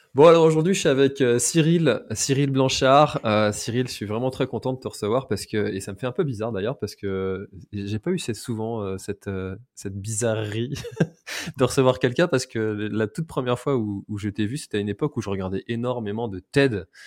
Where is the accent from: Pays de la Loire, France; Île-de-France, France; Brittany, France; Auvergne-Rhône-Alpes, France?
Brittany, France; en tant que breton